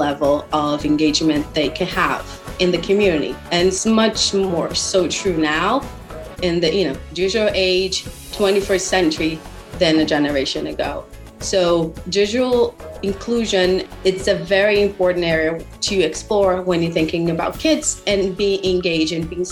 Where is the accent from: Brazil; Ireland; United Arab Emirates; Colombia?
Brazil; now in San Antonio, United States; I am originally from Brazil. That's the fun accent you hear there. And now I live in San Antonio, Texas